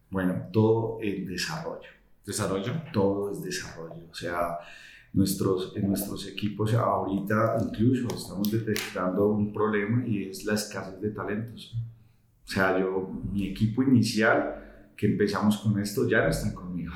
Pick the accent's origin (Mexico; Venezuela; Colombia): Colombia; Somos colombianos, la, mayoría de todos somos colombianos